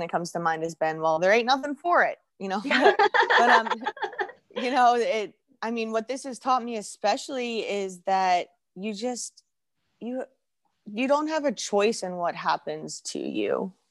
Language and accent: English; England, United Kingdom; born there; now in United States; So I was born in England.